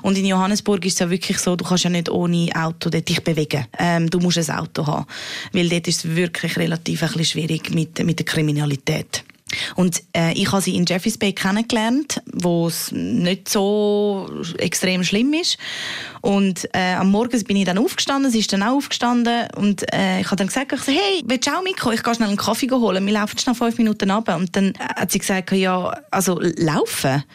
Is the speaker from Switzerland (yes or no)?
yes; Switzerland; als Schweizerin dort unten